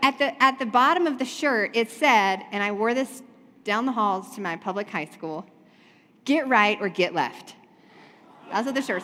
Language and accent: English; North Carolina, United States; I was raised in the South. I'm from North Carolina